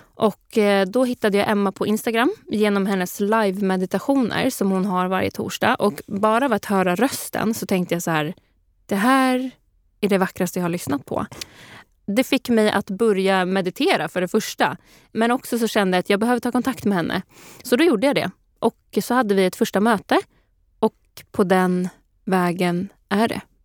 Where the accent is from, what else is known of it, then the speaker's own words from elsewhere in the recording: Sweden; vi svenskar